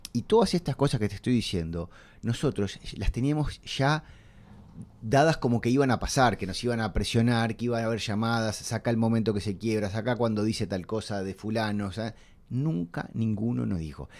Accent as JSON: {"language": "Spanish", "region": "Montevideo", "country": "Uruguay", "tie": "born or raised there", "said": "yo soy de Punta Carretas y mi infancia es ir durante el verano al Sporting"}